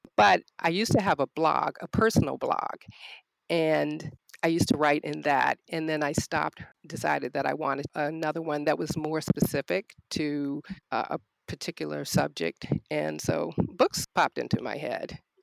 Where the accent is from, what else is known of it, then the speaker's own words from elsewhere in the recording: Norfolk, Virginia, United States; also born or lived in Arlington, Virginia; now in Richmond, United States; I am a native Virginian. I was born in Norfolk and I currently live in Richmond